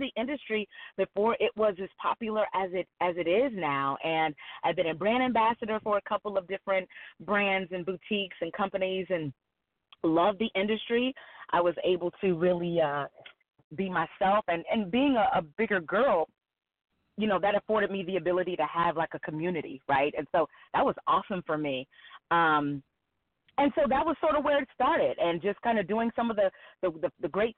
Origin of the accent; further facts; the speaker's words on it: Cincinnati, Ohio, United States; moved away as an adult; now in Atlanta, United States; born and raised in Cincinnati, lived 5 minutes from my job, 8 minutes from my mother